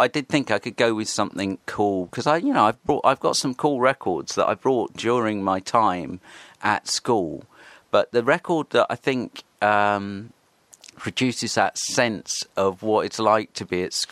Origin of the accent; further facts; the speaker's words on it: Horsham, South East England, United Kingdom; also born or lived in Bexhill-on-Sea / Crawley; I grew up in Horsham, West Sussex. I went to school in Crawley.